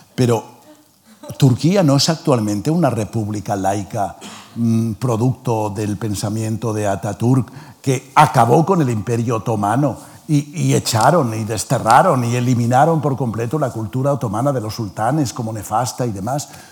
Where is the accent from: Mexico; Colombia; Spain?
Spain; Yo estaba allí como representante de la cultura española y me habían elegido como español